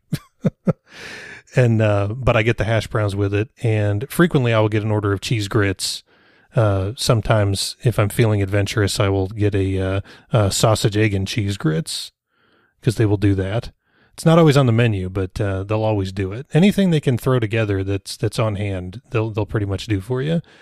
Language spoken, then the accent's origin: English; Rogers, Arkansas, United States; Rogers is my hometown